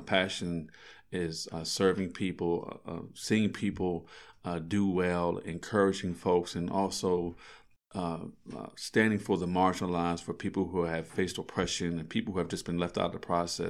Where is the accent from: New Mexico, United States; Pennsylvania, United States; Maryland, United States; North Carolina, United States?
Maryland, United States; Frederick; I'm a native Fredericktonian. I was born here in Frederick. I was able to actually go to school here in Frederick County Public Schools. I actually attended Walkersville, but I was born here in the city.